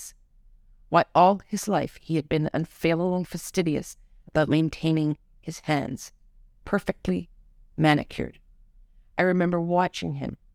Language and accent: English; Toronto, Ontario, Canada; now in Israel; in the suburban Toronto neighborhood where I lived as a young child